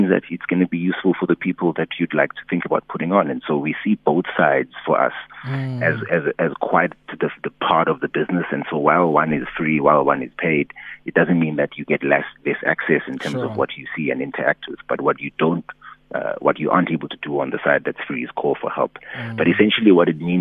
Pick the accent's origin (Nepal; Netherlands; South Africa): South Africa; I'm from Elokshini